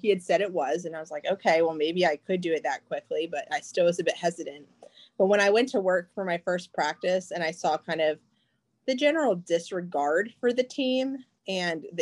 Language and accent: English; Chapel Hill, North Carolina, United States; moved away as an adult; also born or lived in Perry Point, Maryland; I decided to move back to Chapel Hill, North Carolina, and that's my hometown.